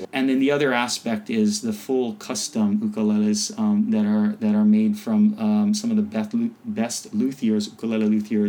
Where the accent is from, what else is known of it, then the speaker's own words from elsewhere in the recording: Hawaii, United States; also born or lived in Japan; being born and raised in Hawaii